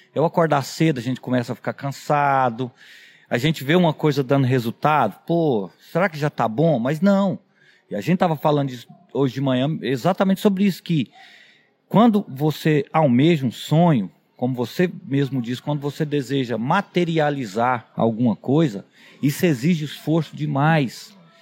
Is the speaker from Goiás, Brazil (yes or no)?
yes; Quirinópolis, Goiás, Brazil; a minha cidade natal é Quirinópolis, que é no, no, no interior do estado de Goiás